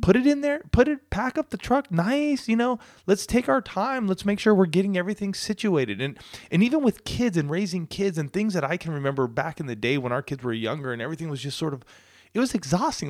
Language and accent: English; Southern California, United States; moved away as an adult; also born or lived in Colorado; this small town I grew up in here in Southern California